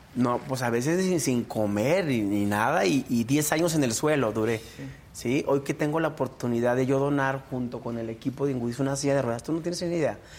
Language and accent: Spanish; Guanajuato, Mexico; yo soy originario aquí de Guanajuato, pero orundio de una comunidad rural, de un ranchito chiquito, chiquito de San Diego, otro municipio de aquí de León